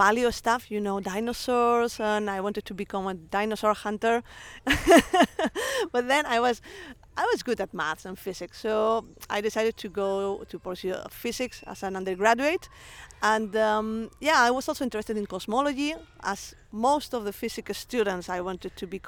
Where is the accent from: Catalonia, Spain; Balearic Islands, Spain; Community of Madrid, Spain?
Balearic Islands, Spain; Palma; I grew up in Palma, in a neighborhood near Palma, in Mallorca.